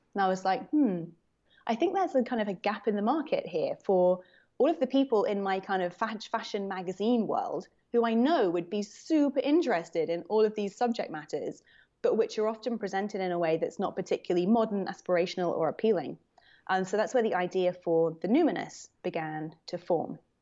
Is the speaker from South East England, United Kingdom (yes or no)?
no; London, United Kingdom; moved away as an adult; now in New York, United States; growing up as a Londoner